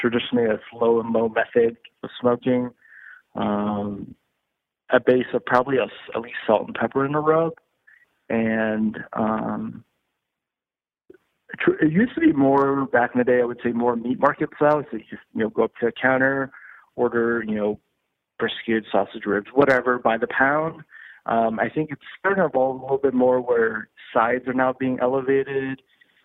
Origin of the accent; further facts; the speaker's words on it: Cleveland, Ohio, United States; moved away as an adult; now in Texas, United States; growing up in Cleveland